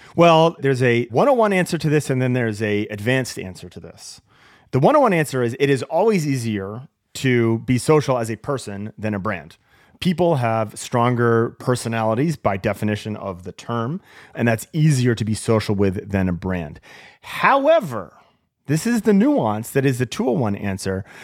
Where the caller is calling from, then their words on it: Seattle, Washington, United States; I'm calling from Seattle, the land of coffee